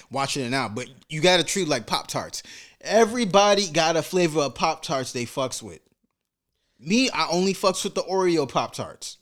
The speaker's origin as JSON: {"language": "English", "town": "New York City", "region": "New York", "country": "United States", "tie": "born or raised there", "said": "being a black man growing up in Brooklyn"}